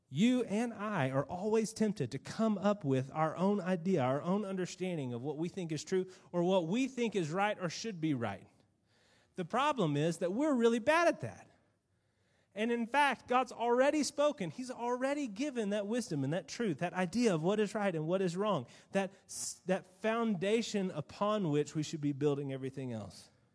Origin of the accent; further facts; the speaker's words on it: United States; being an American